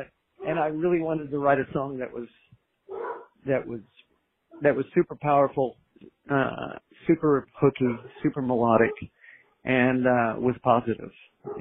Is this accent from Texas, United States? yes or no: yes; Austin, Texas, United States; growing up in Austin